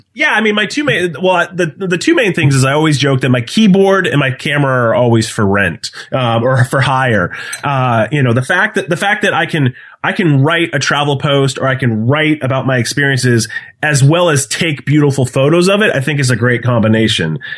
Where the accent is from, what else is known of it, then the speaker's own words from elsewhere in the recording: New Hampshire, United States; now in Milford, Massachusetts, United States; I was born and raised in New Hampshire